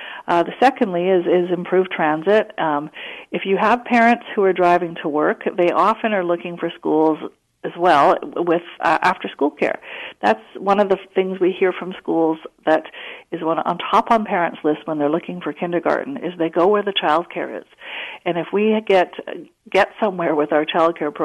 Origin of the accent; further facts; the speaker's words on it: Vancouver, British Columbia, Canada; I took a bus to my high school growing up in Vancouver